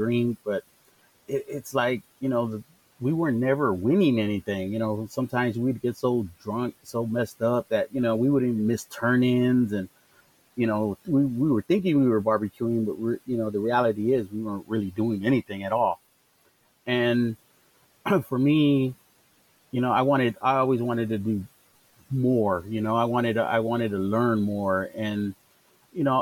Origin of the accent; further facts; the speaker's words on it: Chicago, Illinois, United States; moved away; also born or lived in Pasadena, Texas; I was born and raised in Chicago